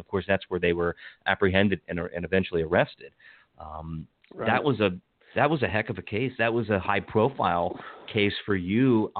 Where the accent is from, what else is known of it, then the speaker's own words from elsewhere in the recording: Western Maryland, United States; I lived in Hagerstown at the time. I grew up in Western Maryland